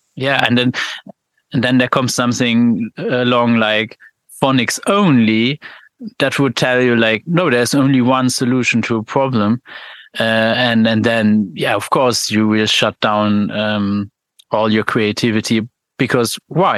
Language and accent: English; Luxembourg; I'm from Luxembourg